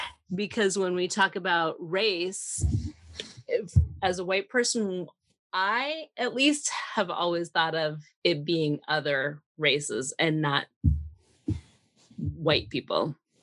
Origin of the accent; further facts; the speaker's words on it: Minnesota, United States; You know, the area that I grew up in was rural southern Minnesota, and it was rare to see a person of another color.